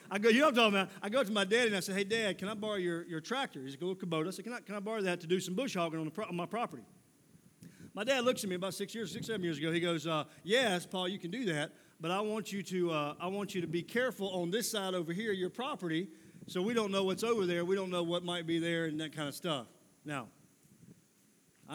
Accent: Mississippi, United States; moved away as an adult; now in Columbia, United States; I'm from Mississippi originally, living in Columbia, South Carolina now, but I'm from Mississippi originally

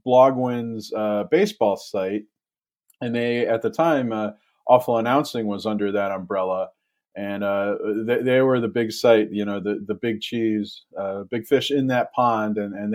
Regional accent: Ann Arbor, Michigan, United States; I grew up in Metro Detroit in Ann Arbor, and we had a sports media column there, who was coming and going. It was the mid 1990s. We got sports talk radio in Detroit

